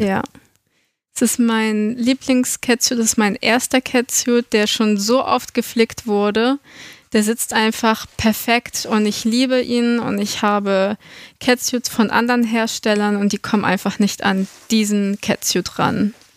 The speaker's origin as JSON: {"language": "German", "country": "Germany", "said": "wir sind alle aus Deutschland"}